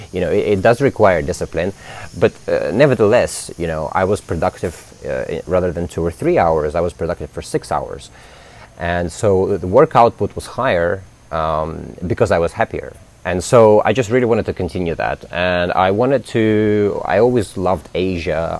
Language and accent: English; London, United Kingdom; moved away as an adult; now in Indonesia; I grew up in London